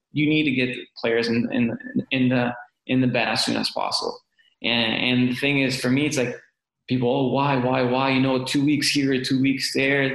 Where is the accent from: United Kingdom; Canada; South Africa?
Canada; moved away; as a Canadian